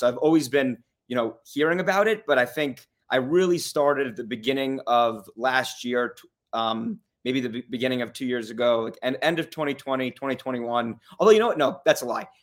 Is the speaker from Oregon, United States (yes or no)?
no; Las Vegas, Nevada, United States; also born or lived in New York / Saint Louis; I was born in New York. I moved to Las Vegas when I was five. I, I grew up here